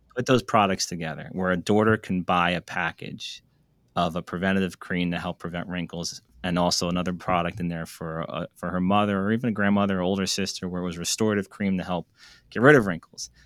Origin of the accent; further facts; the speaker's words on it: United States; also born or lived in New York; I grew up in New Jersey, New York